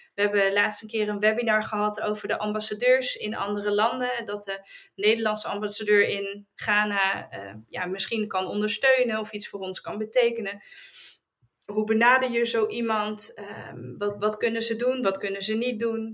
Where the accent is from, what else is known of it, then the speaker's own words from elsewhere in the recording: Netherlands; wij als Nederlanders